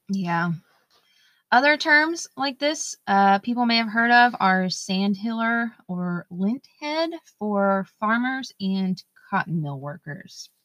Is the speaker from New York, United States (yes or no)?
no; Durham, North Carolina, United States; now in Huntersville, United States; I am from Durham, I'm a Durham native, and I currently live in Huntersville